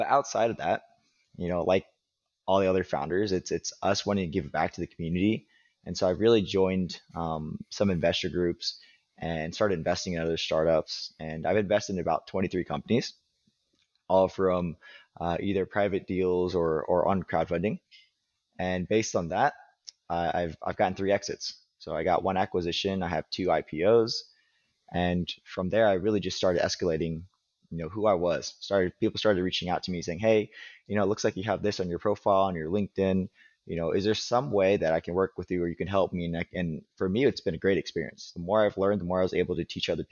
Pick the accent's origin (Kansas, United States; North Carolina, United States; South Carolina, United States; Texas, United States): Kansas, United States; Wichita; I grew up in Wichita